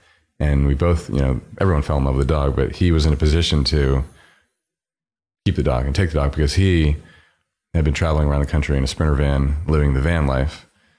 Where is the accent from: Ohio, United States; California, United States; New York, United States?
New York, United States; And as a New Yorker, there's sort of this street style minimalist aesthetic